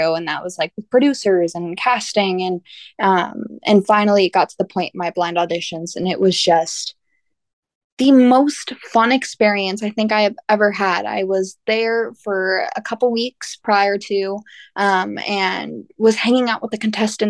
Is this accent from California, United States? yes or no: yes; Norco, California, United States; I grew up in Norco, California. I was born and raised there